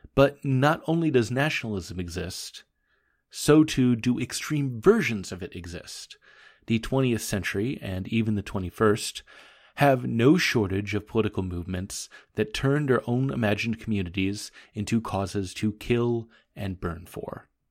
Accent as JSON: {"language": "English", "town": "Portland", "region": "Oregon", "country": "United States", "tie": "born or raised there", "said": "my hometown of Portland, Oregon"}